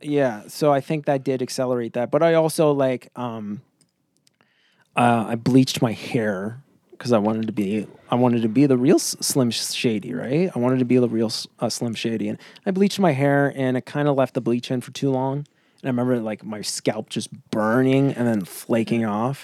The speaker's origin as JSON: {"language": "English", "region": "rural Ontario", "country": "Canada", "tie": "born or raised there", "said": "living up in the middle of nowhere in Canada, uh, Ontario nowhere"}